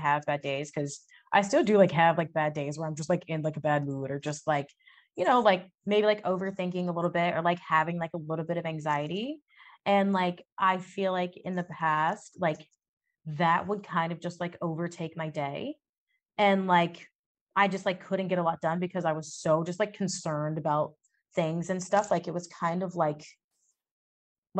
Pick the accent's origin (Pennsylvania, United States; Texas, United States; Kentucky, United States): Texas, United States; I grew up in Texas